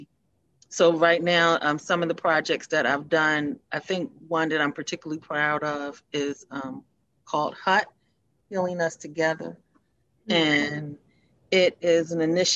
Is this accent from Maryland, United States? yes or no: yes; Baltimore, Maryland, United States; I'm a native of Baltimore. I grew up in East Baltimore.